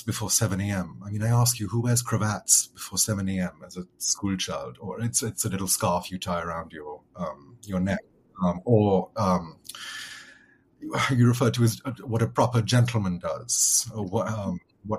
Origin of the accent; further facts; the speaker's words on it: Lahore, Punjab, Pakistan; first language English; now in United States; the experience of growing up in Pakistan